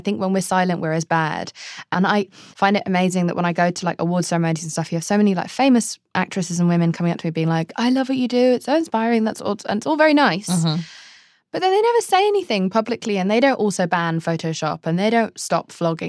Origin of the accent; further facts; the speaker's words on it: England, United Kingdom; Television shaped me as a childhood. That was my main thing.